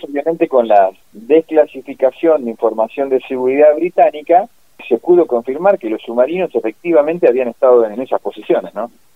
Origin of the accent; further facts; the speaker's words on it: Pigüé, Buenos Aires Province, Argentina; also born or lived in Bahía Blanca; yo me crié, como te dije, cerca de Bahía Blanca, de Pigüe, lo mismo, una zona agrícola ganadera.